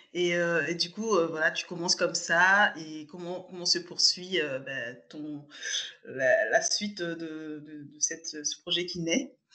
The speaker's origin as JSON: {"language": "French", "country": "Burkina Faso", "tie": "born or raised there", "moved": "as an adult", "lives_now": "France", "said": "je suis du Burkina Faso"}